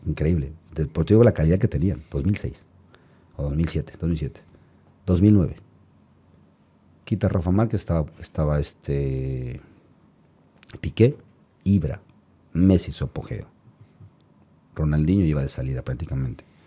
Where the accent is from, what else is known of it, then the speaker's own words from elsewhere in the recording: Mexico; somos los mexicanos, tenemos carácter